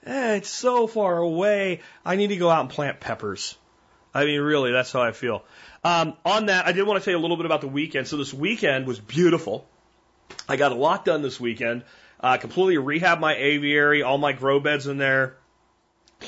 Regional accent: Texas, United States; I'm from Texas, and I live, you know, in the Dallas-Fort Worth area.

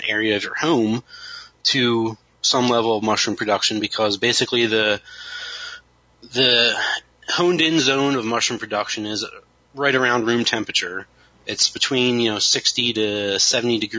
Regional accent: Kennett Square, Pennsylvania, United States; growing up near Kennett Square

